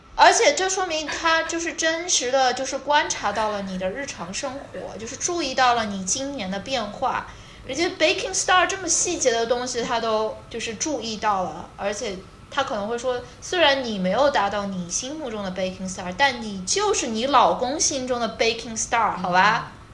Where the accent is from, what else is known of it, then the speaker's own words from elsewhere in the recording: China; moved away as an adult; 我是中国人